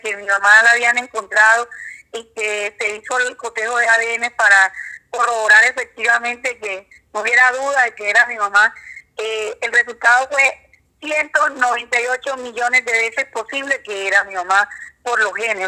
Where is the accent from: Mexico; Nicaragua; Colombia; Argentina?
Colombia; San Juan; yo soy sanjuanera neta, nací en San Juan